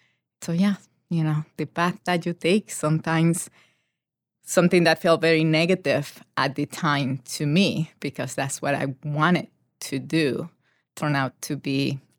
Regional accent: Panama; moved away as an adult; So I grew up in Panama

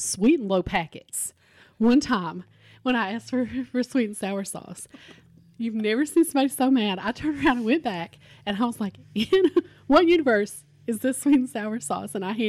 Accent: Kentucky, United States; this could be growing up in Harlan County and there wasn't a ton of options

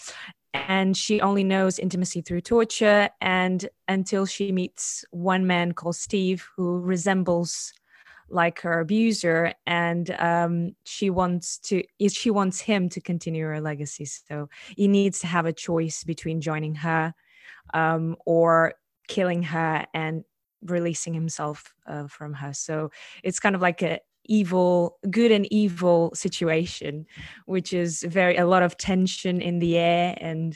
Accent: Portugal; I come from a very conservative country. I come from Portugal

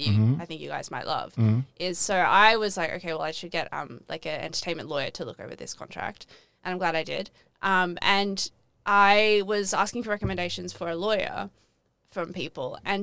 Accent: Australia; accent: Australian; I was the only Australian.

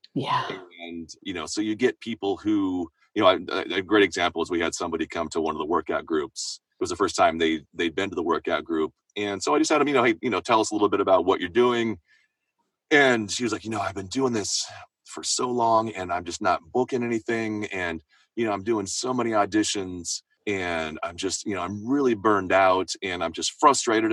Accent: Seattle, Washington, United States; moved away as an adult; now in Los Angeles, United States; I'm from Seattle, so I was living living up north

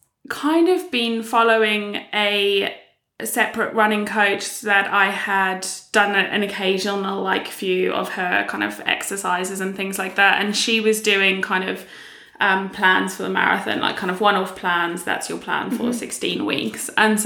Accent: South Africa; moved away as an adult; now in United Kingdom; I moved to the UK. I'm originally from South Africa and moved to the UK about 8 years ago now.

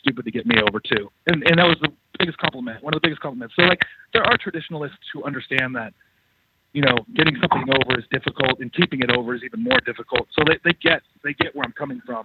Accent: Los Angeles, California, United States; I'm from Los Angeles

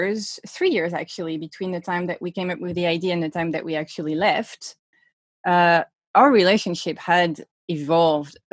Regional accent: Sweden; born or raised there; moved away; also born or lived in Stockholm

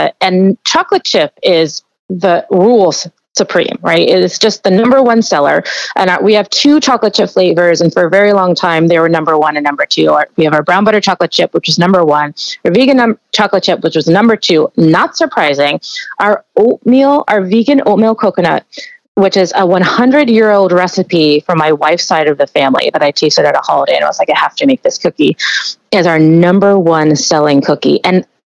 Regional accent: New York, United States; I'm from New York

